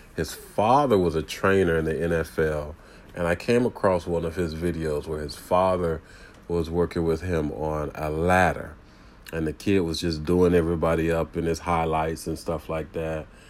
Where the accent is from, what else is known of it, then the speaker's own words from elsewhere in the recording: Tampa, Florida, United States; I grew up in the Tampa Bay area playing youth football and high school football